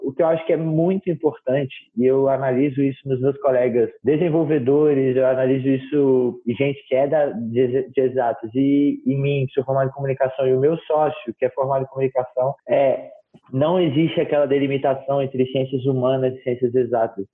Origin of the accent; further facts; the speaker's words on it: Brasília, Federal District, Brazil; also born or lived in Rio de Janeiro; sou natural do Rio de Janeiro, moro em Brasília há quase 20 anos, tenho 25 anos, então moro em Brasília quase que a minha vida inteira, eu vim para Brasília com 5 aninhos